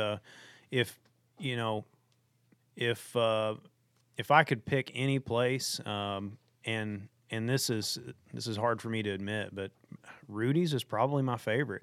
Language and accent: English; Arkansas, United States; moved away as an adult; I grew up in Arkansas, been here for the last seven years